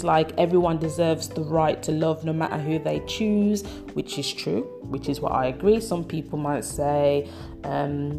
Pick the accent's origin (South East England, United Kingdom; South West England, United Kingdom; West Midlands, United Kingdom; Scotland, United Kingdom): West Midlands, United Kingdom; Birmingham; I'm from Brumtown, I'm from Birmingham, UK